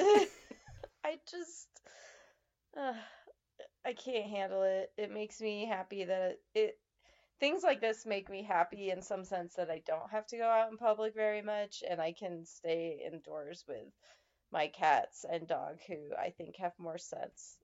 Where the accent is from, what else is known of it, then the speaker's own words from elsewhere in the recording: Nevada, United States; my home state of Nevada